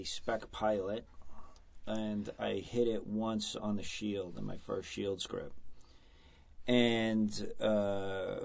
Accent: New York, United States; moved away; growing up in New York in the 70s and 80s

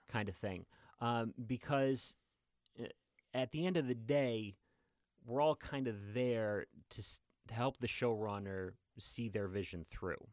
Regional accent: New Hampshire, United States; moved away as an adult; also born or lived in New York; I grew up in New Hampshire

